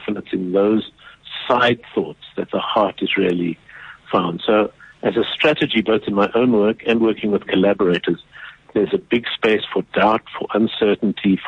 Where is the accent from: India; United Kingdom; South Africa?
South Africa; in South Africa we grew up so aware of our shameful ongoing history